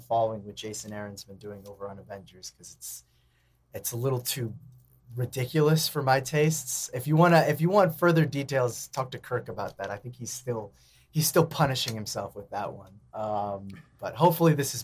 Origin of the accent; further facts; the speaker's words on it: California, United States; accent: California; my California accent